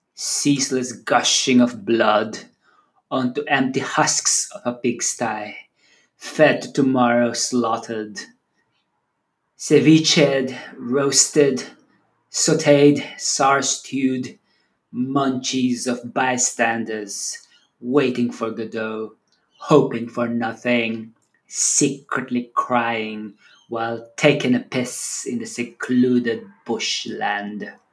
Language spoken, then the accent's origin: English; Philippines; first language Tagalog; English is a second language; my native tongue, Tagalog, one of the languages in the Philippines